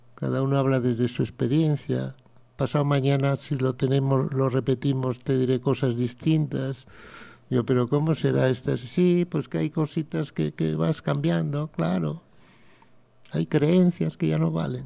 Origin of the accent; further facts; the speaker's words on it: Pontevedra, Galicia, Spain; Yo nací en una casita en Pontevedra, maravillosa